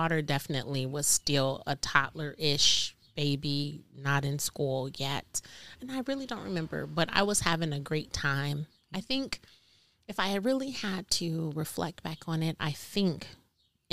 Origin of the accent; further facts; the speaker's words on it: California, United States; moved away as an adult; also born or lived in Appleton, Wisconsin; now in Oshkosh, United States; My husband and I are born and raised in California